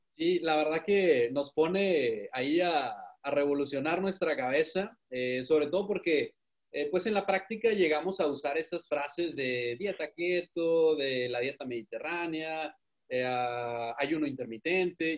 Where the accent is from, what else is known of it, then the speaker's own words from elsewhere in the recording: Ensenada, Baja California, Mexico; nosotros somos de Baja California, de Ensenada